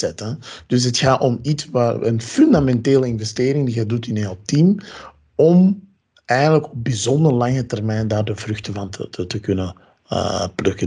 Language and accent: Dutch; Ghana; moved away; ik ben uit Ghana